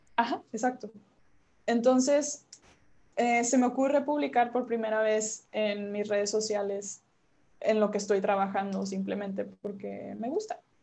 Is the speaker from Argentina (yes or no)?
no; Monterrey, Nuevo León, Mexico; yo soy regiomontana